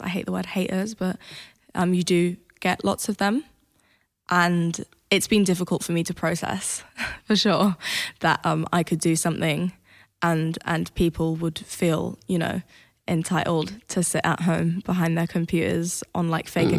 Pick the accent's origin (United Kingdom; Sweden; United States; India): Sweden; accent: British; I grew up in Sweden, obviously.